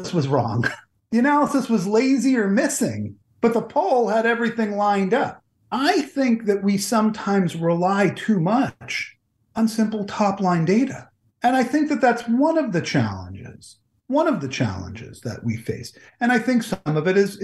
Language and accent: English; New Jersey, United States; also born or lived in Washington, D.C.; Growing up in New Jersey